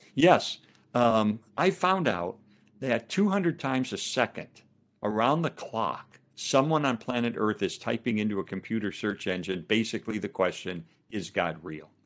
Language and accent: English; Chicago, Illinois, United States; I'm from Chicago